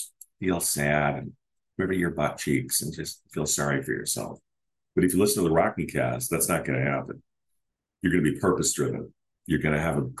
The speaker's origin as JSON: {"language": "English", "country": "United States", "said": "I'm an American man"}